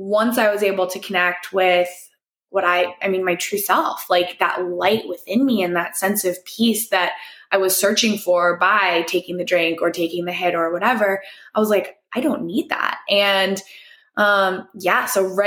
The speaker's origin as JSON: {"language": "English", "region": "East Coast", "country": "United States", "tie": "born or raised there", "also_born_or_lived": "New York City", "moved": "as an adult", "lives_now": "Los Angeles, United States", "said": "I grew up on the East Coast"}